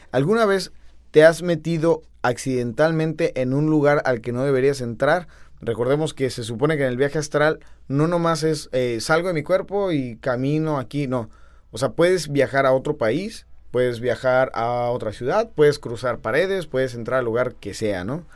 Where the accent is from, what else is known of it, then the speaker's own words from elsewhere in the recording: Argentina; now in Tijuana, Mexico; los argentinos vengamos a México